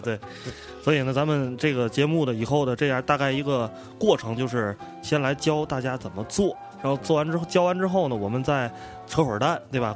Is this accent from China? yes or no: yes; Tianjin, China; 当然在天津菜里面呢，可能我们三个人在这儿坐着这儿可能相对这个发言权就高一些